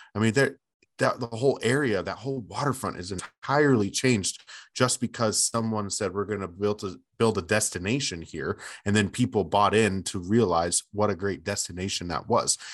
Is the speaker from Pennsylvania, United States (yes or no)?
no; Bay Area, Northern California, United States; moved away; I grew up in the Bay Area, in Northern California, in the Bay Area